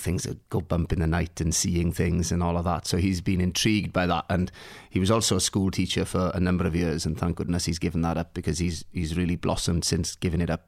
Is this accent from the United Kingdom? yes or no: yes; Swansea Valley, Wales, United Kingdom; also born or lived in Neath; I'm from a little place called Anismidou, which is in the Swansea Valley